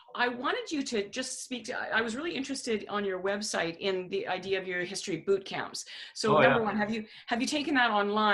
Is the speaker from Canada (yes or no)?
yes; Canada; we're Canadian